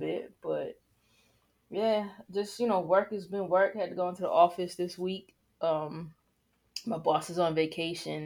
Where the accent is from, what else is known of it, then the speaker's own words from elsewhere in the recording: New York, United States; I'm from New York